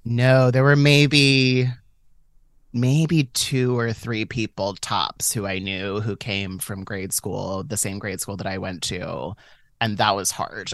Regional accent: San Francisco, California, United States; I was born and raised in San Francisco, but I was born and raised in, like, Catholic San Francisco

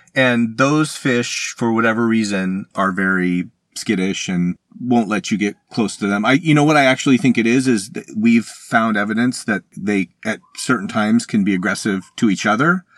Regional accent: Arizona, United States; I am from Arizona, and you might not think, you know, I, I, I've ended up spending my career studying the world's largest freshwater fish, but I grew up in Arizona

